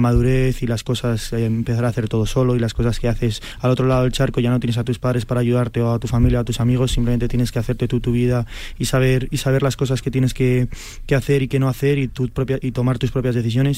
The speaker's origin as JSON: {"language": "Spanish", "country": "Spain", "said": "Yo soy español"}